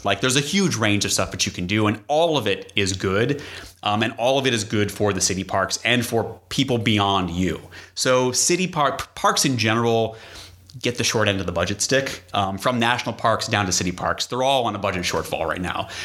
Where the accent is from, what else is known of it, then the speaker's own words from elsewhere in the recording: New England, United States; moved away; I grew up in New England